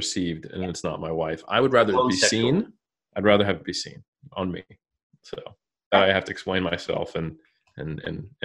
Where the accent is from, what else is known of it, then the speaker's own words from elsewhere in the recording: California, United States; I'm from California